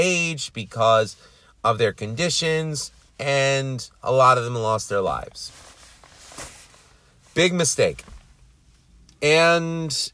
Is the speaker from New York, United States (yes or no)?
yes; New York City, New York, United States; I'm from Queens.